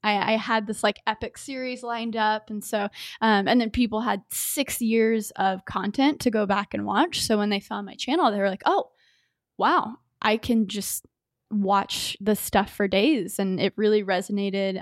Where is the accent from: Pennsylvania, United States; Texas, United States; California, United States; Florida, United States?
Texas, United States; Grapevine; born and raised in Dallas, Texas, in a burb grapevine